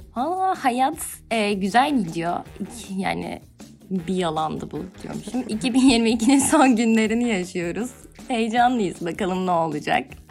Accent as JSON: {"language": "Turkish", "region": "Kütahya", "country": "Turkey", "moved": "as an adult", "lives_now": "Istanbul, Turkey"}